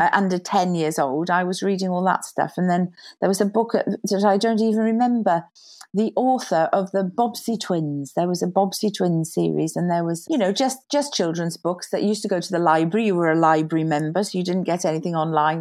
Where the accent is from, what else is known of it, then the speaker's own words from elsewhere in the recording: Neath, Wales, United Kingdom; also born or lived in London; I was about five, I think, when I moved down to Wales, and I grew up in Wales ever since.